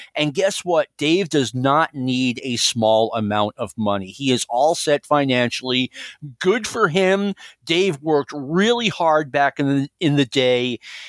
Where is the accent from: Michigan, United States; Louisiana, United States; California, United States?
California, United States; Hollywood; I mean, I'm from Hollywood.